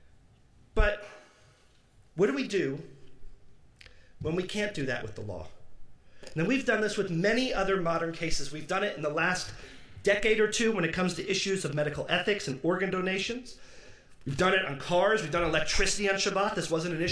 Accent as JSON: {"language": "English", "town": "Detroit", "region": "Michigan", "country": "United States", "tie": "born or raised there", "said": "where I grew up in Detroit"}